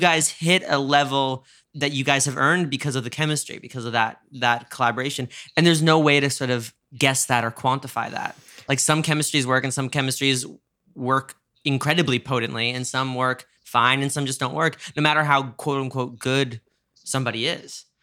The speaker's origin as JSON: {"language": "English", "region": "New York", "country": "United States", "said": "I'm a New Yorker"}